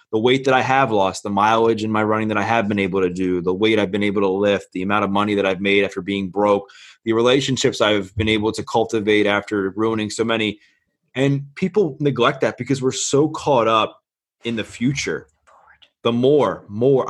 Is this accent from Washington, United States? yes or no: no; Baltimore, Maryland, United States; I'm born and raised in Baltimore, Maryland